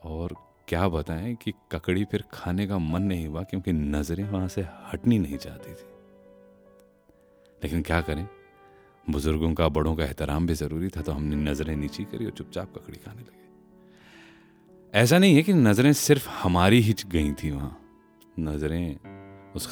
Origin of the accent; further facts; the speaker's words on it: Dildarnagar, Uttar Pradesh, India; हमारे गांव या हमारे जंक्शन दिलदार नगर से दिल्ली के जो सफ़र है